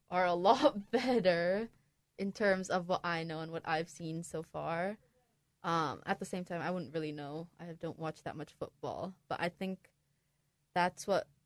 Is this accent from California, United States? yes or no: yes; California, United States; I I always felt so sad when people would root against the 49ers cuz I'm from California